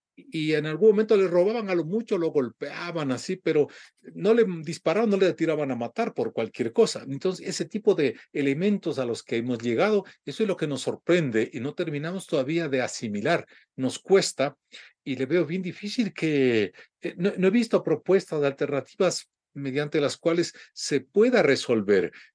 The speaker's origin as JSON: {"language": "Spanish", "country": "Ecuador", "said": "muchos ecuatorianos estamos"}